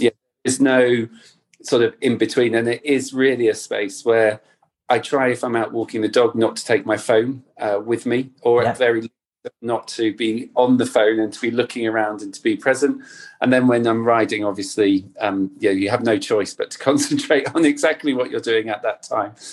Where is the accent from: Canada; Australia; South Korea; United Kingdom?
United Kingdom; North Cornwall, South West England; I grew up in Cornwall, in North Cornwall by the sea